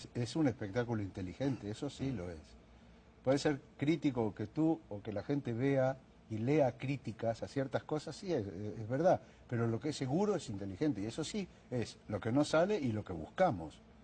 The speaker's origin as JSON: {"language": "Spanish", "country": "Argentina", "said": "corajudo, se dice en mi país"}